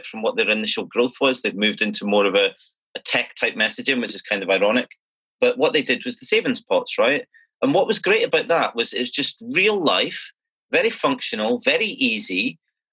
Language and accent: English; Scotland, United Kingdom; as a Scottish person